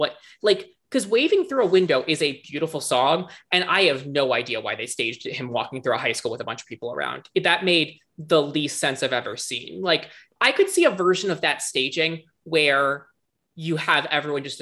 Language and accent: English; Virginia, United States; I'm from Virginia